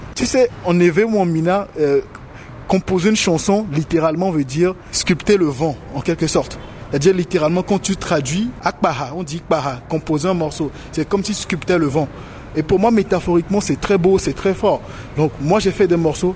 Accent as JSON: {"language": "French", "country": "Togo", "also_born_or_lived": "Cotonou, Benin", "moved": "as an adult", "said": "j'ai quitté le Togo pour le Bénin pour avoir de meilleures conditions d'études"}